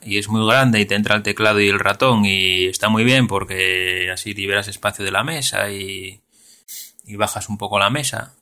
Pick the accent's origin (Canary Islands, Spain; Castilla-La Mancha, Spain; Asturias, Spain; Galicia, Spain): Asturias, Spain; yo como soy de Asturias